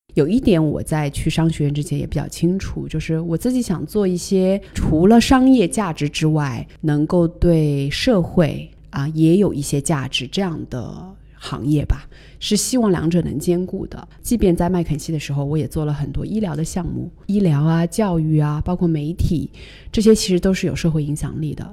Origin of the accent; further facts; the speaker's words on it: China; moved away; also born or lived in New York, United States; 作为一个中国人，在一个比较美国化的企业当中，在纽约当时